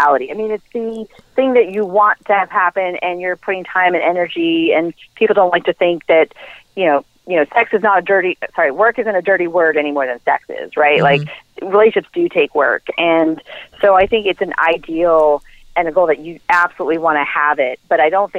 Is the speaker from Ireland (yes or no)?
yes; Ireland; I'm Irish